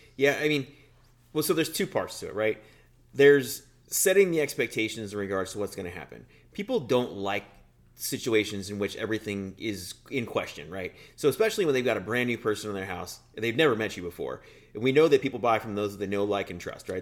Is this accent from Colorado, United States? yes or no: yes; Denver, Colorado, United States; moved away as an adult; also born or lived in Washington, D.C.; now in Wisconsin, United States; the home is Denver for me, always has been